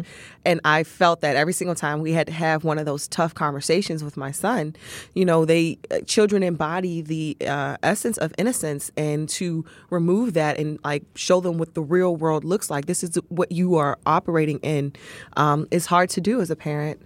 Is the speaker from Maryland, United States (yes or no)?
yes; Capitol Heights, Maryland, United States; also born or lived in Mitchellville, Maryland; I grew up in uh, Capitol Heights, Maryland. Um, we lived uh, in Capitol Heights and then moved to Mitchellville, Bowie area.